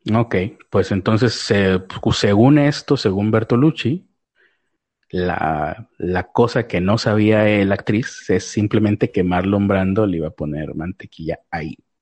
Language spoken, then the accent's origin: Spanish; Mexico; soy mexicano